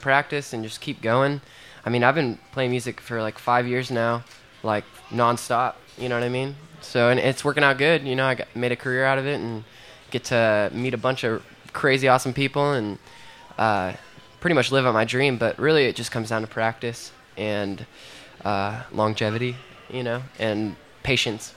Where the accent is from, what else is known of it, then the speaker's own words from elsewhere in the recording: Joplin, Missouri, United States; my hometown, Joplin